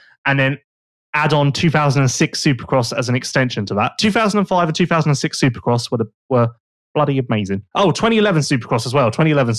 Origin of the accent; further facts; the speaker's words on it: West Sussex, South East England, United Kingdom; I'm from West Sussex.